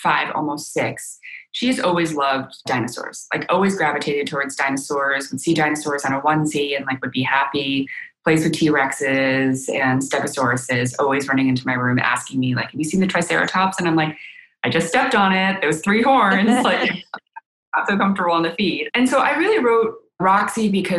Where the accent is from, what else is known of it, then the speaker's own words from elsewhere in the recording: United States; first language Chinese; English is a second language; I'm living in America, I'm very proud to be an American, but, you know, I speak Chinese purely